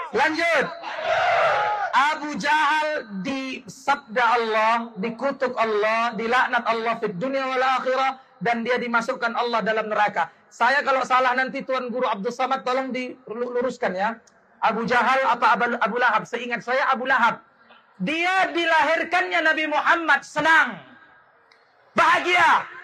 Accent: Sumatra, Indonesia; Mohon maaf, kami orang Sumatera bukan kaleng-kaleng.

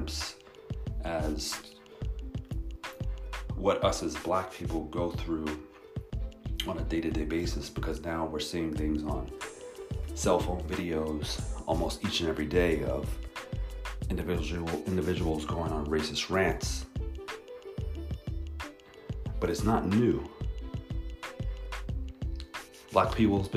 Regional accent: New York, United States; now in Palo Alto, United States; growing up in New York and being out here in California

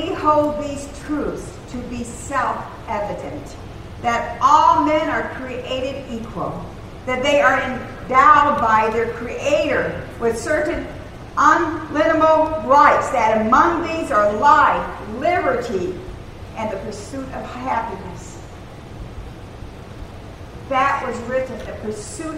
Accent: United States; also born or lived in Germany; We Americans

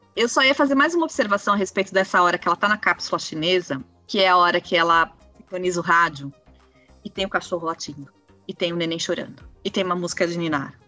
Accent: Brazil; a gente, como brasileiro

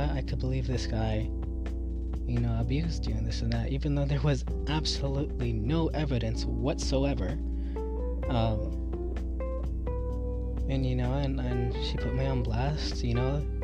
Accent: North Carolina, United States; growing up in North Carolina, I mean, I've never met one person there that wasn't racist towards Mexicans.

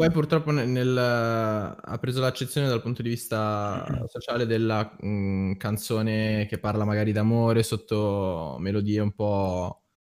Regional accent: Lombardy, Italy; accent: Milanese dialect; io che parlo con dialetto milanese.

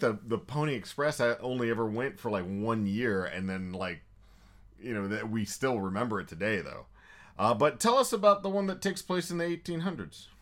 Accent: Texas, United States; I'm almost toxically Texan

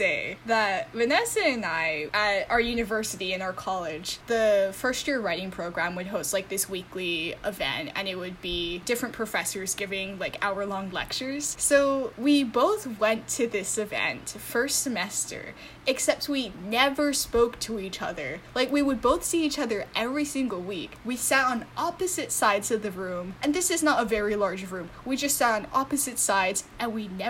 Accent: Honolulu, Hawaii, United States; moved away as an adult; now in New York City, United States; I was born and raised in Honolulu, Hawaii, and I moved

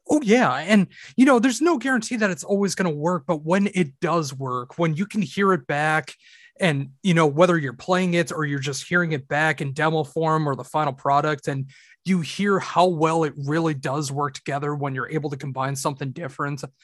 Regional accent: Minnesota, United States; I am from Minnesota in the United States

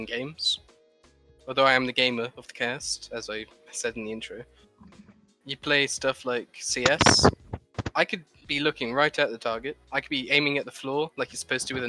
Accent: United Kingdom; We're British.

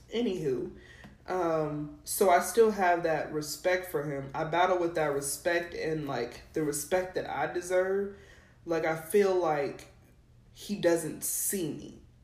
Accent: New Mexico, United States; moved away; also born or lived in Texas; I'm not from Texas, y'all. I'm from New Mexico

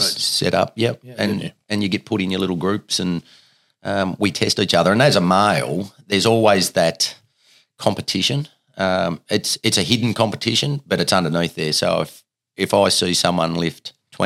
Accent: Riana, Tasmania, Australia; also born or lived in Penguin, Tasmania; I grew up in Ryanna for the first 12 years of my life.

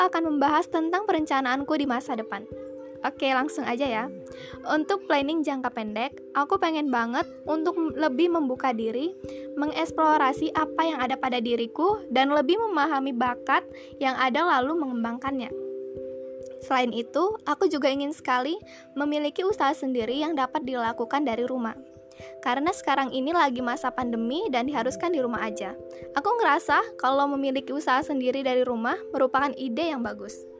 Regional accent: Bandar Lampung, Lampung, Indonesia; Aku berasal dari kota Bandar Lampung

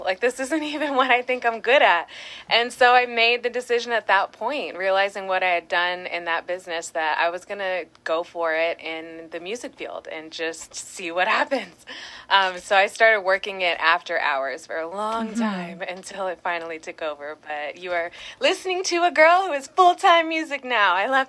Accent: Long Beach, California, United States; So I was born in Long Beach and I come from a long generation of Californians, so it just makes sense that I stay put here.

